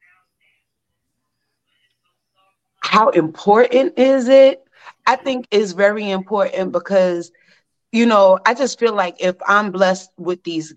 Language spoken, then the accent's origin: English; New York City, New York, United States; I'm born and raised in Brooklyn.